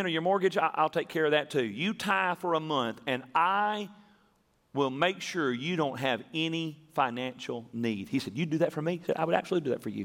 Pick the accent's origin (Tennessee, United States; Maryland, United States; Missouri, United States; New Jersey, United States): Tennessee, United States; when we were growing up in Tennessee